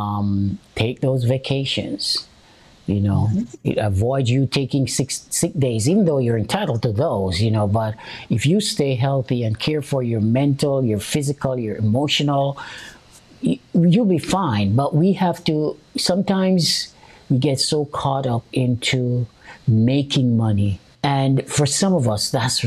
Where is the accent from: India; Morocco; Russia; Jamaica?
Jamaica; I'm Jamaican